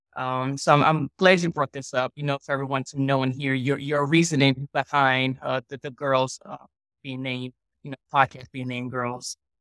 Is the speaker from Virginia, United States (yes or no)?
yes; Richmond, Virginia, United States; born and raised in, in Richmond, Virginia.